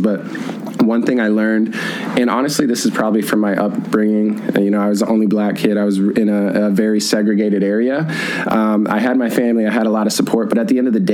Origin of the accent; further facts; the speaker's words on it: Brandon, South Dakota, United States; I'm originally from South Dakota, Brandon, South Dakota, of all places.